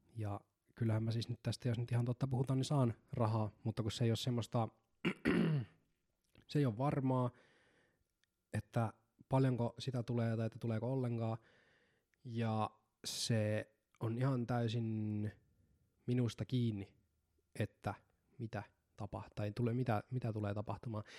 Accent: Seinäjoki, South Ostrobothnia, Finland; mä synnyin Seinäjoella

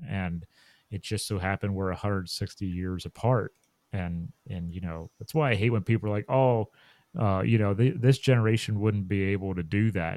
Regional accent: Chambersburg, Pennsylvania, United States; moved away as an adult; now in Maryland, United States; my hometown of Chambersburg, Pennsylvania

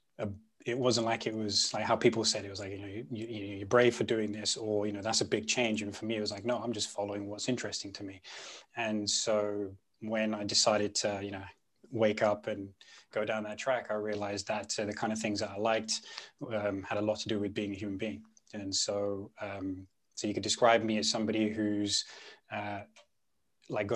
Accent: London, United Kingdom; first language Punjabi; I grew up in West London

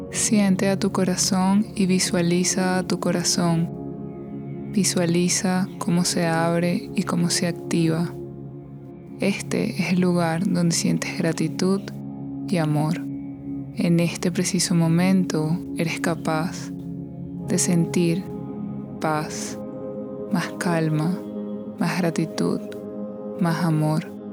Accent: Venezuela; now in United States; soy de Venezuela, soy de Latinoamérica y allá no celebramos tanto este día como aquí

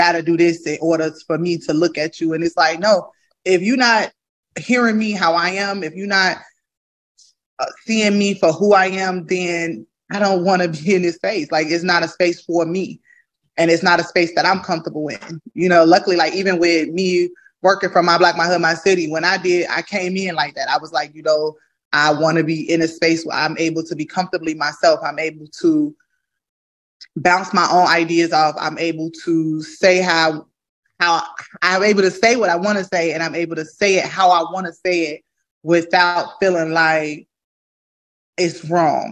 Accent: Chicago, Illinois, United States; I'm from the south side of Chicago. I'm from the Ada B. Wells Project, born and raised.

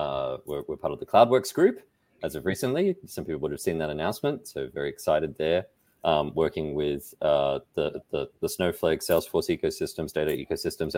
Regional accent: Australia; I'm Australian.

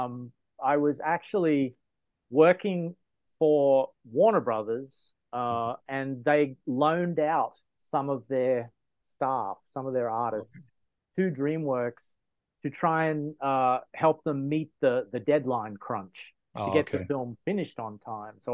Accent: Australia; moved away as an adult; now in United States; I'm originally from Australia

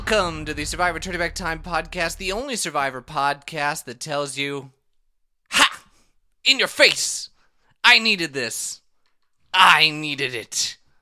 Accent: Minnesota, United States; accent: Minnesotan long O; I am Minnesotan, so every O is a long O sound.

